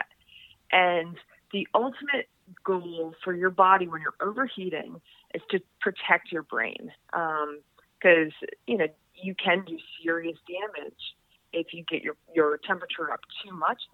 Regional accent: New England, United States; I'm from New England.

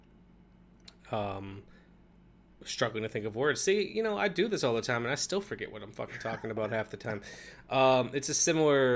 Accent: Milwaukee, Wisconsin, United States; I grew up in Milwaukee, but which is a, it's just a working class town

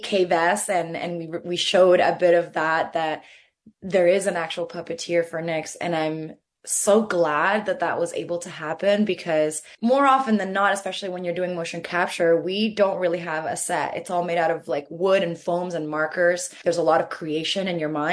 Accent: Venezuela; growing up in Venezuela, I grew up with this.

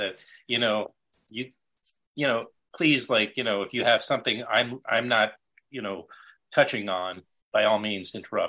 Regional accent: New York City, New York, United States; I grew up in Queens back in the 70s

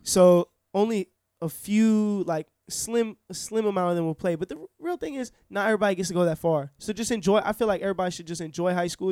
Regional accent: Orlando, Florida, United States; born and raised here, Orlando

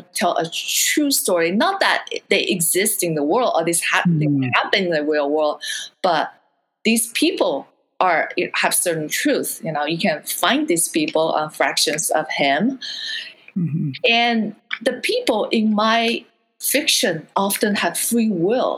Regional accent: China; moved away; I grew up under censorship in China

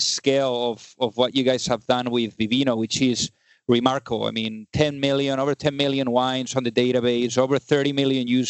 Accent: Spain; moved away; I'm originally from Spain

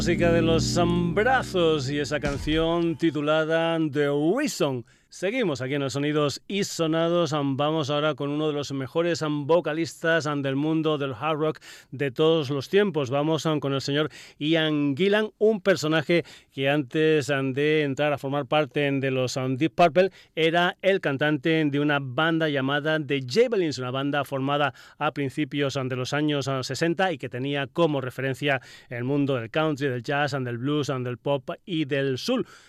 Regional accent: Extremadura, Spain; gente de mi tierra, de Extremadura

